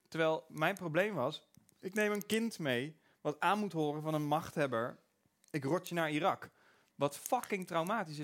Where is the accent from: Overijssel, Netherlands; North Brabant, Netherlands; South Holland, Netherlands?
South Holland, Netherlands; Pijnakker; ik kom uit Pijnakker